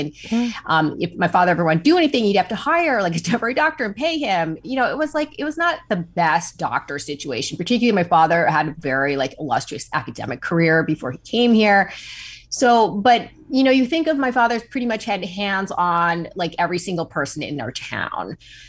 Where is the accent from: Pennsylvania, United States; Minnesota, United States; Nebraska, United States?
Minnesota, United States; Hibbing; moved away; also born or lived in New York; I also grew up in a really small town that is not unlike Horace's Breath. I grew up in Hibbing, Minnesota, which is also … hometown.